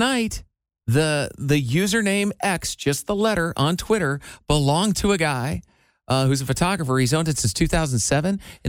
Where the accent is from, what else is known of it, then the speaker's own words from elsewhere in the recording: Midwest, United States; I'm from the Midwest.